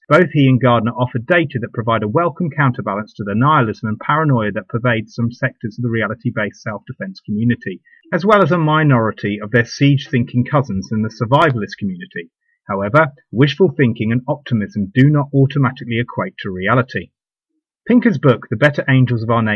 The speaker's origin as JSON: {"language": "English", "country": "United Kingdom", "tie": "born or raised there", "said": "the UK, my home country"}